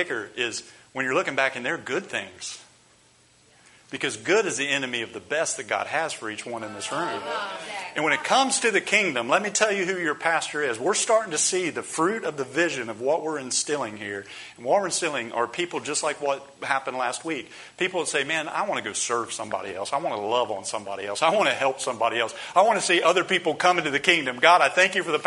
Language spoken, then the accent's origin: English; Columbus, Ohio, United States; moved away as an adult; also born or lived in Mexico City, Mexico / near New Orleans and Baton Rouge, Louisiana; now in Homestead, United States; I come from Columbus, Ohio